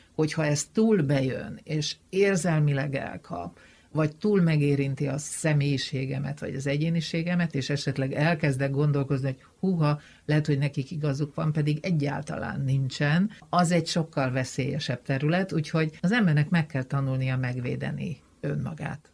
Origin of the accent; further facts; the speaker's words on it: Mór, Fejér, Hungary; moved away as an adult; also born or lived in London; ahol én fölnőttem, az egy multikulturális falu volt